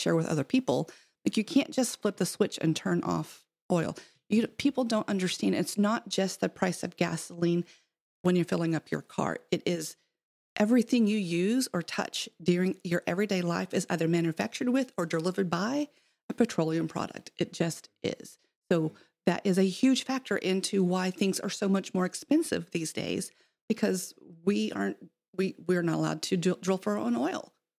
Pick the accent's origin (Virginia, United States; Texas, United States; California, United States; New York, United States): Texas, United States; San Angelo; moved away; So I'm from West Texas, so I'm from San Angelo originally